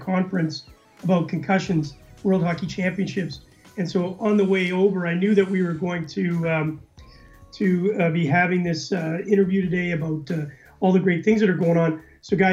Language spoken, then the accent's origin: English; Winnipeg, Manitoba, Canada; I'm from Winnipeg, Canada